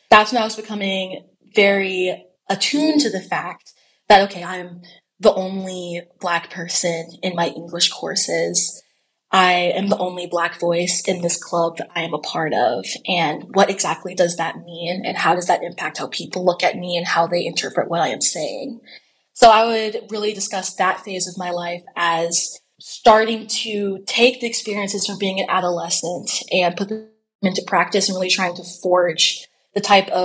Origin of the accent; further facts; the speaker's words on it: Nashville, Tennessee, United States; moved away as an adult; Growing up in Nashville, Tennessee, I was in a predominantly white educational environment. And having that Black Southern Christian home experience coupled with a predominantly white educational experience